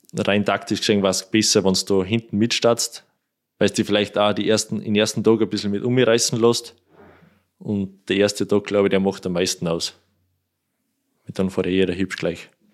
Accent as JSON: {"language": "German", "town": "Kuchl", "region": "Salzburg", "country": "Austria", "tie": "born or raised there", "said": "Kuchel durch, das ist mein Heimatort, also da kenne ich jeden, jedes Schlagloch"}